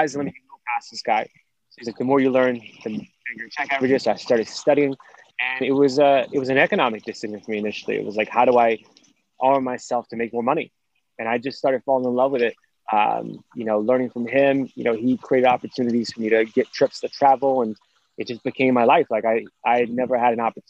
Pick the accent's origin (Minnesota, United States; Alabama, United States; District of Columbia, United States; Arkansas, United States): District of Columbia, United States; Washington; we grew up in Southeast DC